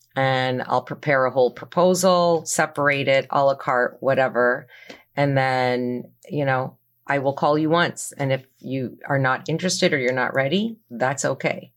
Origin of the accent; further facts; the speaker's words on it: Toronto, Ontario, Canada; moved away as an adult; now in New Jersey, United States; I'm originally from Toronto, Canada